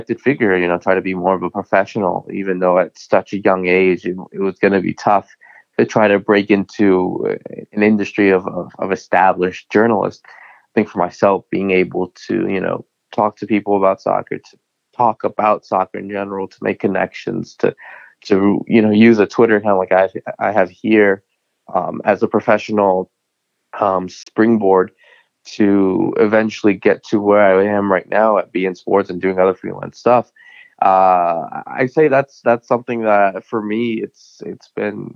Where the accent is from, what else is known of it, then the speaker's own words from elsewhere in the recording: New England, United States; like any other American kid growing up in New England